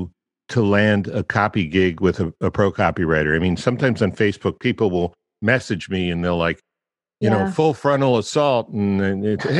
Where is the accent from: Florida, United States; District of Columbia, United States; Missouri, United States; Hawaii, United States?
District of Columbia, United States; Washington; moved away; Washington, D.C., I was born there